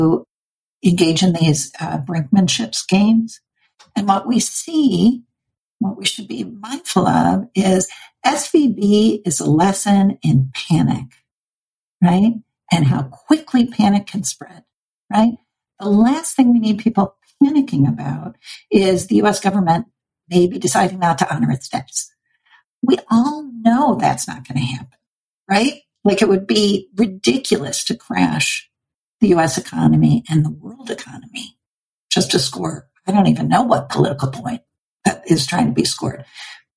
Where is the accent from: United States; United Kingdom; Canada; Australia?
United States; Flint, Michigan; now in Bay Area, United States; I grew up in an automotive factory town. I grew up in Flint, Michigan.